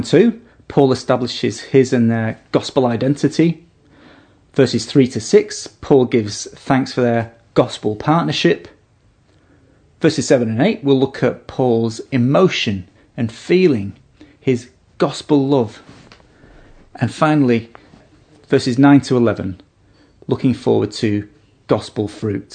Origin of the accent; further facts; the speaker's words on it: United Kingdom; now in Australia; I'm a naturalised citizen of Australia, and here's my certificate to prove it. I'm also a British citizen